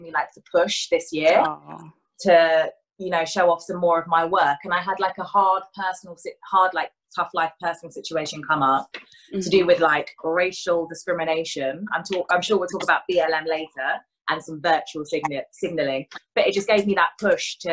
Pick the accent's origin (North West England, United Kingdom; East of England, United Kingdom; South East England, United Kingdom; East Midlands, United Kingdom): East of England, United Kingdom; Hertfordshire; also born or lived in London; I grew up in Hertfordshire in London. London for the first 6 years of my life, and then Hertfordshire.